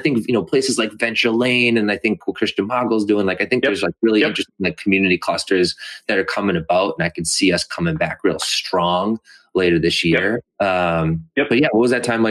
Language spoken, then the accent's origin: English; Methuen, Massachusetts, United States; I grew up in Methuen